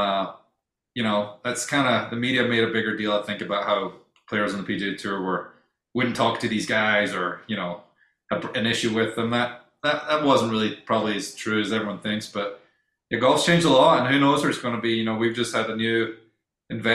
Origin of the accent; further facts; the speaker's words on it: Scotland, United Kingdom; moved away; I'm Scottish